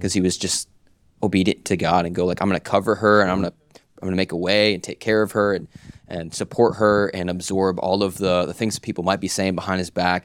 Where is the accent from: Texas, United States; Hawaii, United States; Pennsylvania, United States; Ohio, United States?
Pennsylvania, United States; now in Florida, United States; I grew up in Pennsylvania